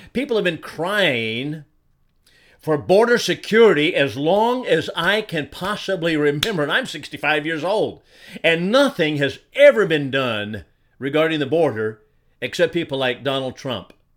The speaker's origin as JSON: {"language": "English", "town": "Chandler", "region": "Arizona", "country": "United States", "tie": "born or raised there", "also_born_or_lived": "Alabama", "moved": "as an adult", "said": "I grew up in, in Chandler, Arizona"}